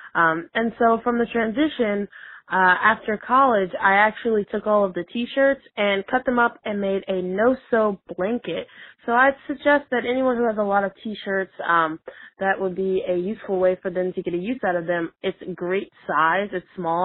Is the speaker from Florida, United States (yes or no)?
yes; Tampa, Florida, United States; I'm from Tampa, Florida.